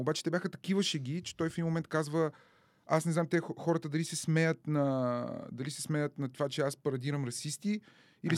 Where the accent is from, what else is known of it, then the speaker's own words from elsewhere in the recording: Dimitrovgrad, Haskovo Province, Bulgaria; moved away; also born or lived in Carbondale, Illinois, United States; аз съм от Димитровград